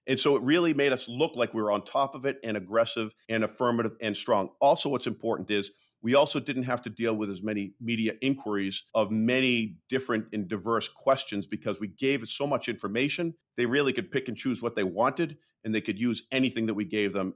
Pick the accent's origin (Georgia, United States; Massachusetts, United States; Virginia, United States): Massachusetts, United States; Waltham; my hometown of Waltham